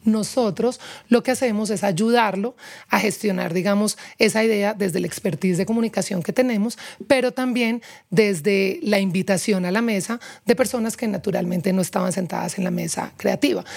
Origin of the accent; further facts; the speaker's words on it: Pereira, Risaralda, Colombia; moved away as an adult; also born or lived in Barranquilla; now in Bogotá, Colombia; crecí Sí, toda mi vida en, Pereira, pero nací en Barranquilla. A los nueve años me fui, me fui a vivir a Pereira